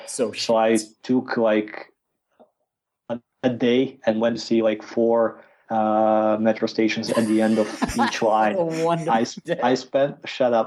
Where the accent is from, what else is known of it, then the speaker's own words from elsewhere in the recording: Croatia; moved away as an adult; now in Moscow, Russia; I'm from Croatia and I've been in Russia already for four years